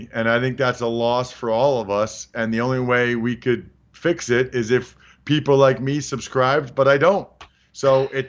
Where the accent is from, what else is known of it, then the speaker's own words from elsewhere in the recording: Reading, Pennsylvania, United States; I'm from Reading, Pennsylvania, and I love Reading, Pennsylvania. I love where I'm from.